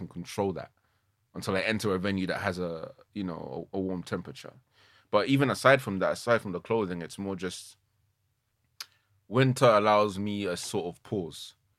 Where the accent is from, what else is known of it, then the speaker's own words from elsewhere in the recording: Nigeria; Being a kid growing up in Nigeria, especially in boarding school, darkness was, there's no escaping it.